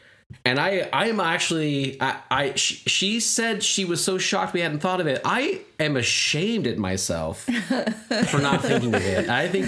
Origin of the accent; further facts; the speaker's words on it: United States; I've been ingesting plastic for years. That's why I'm American.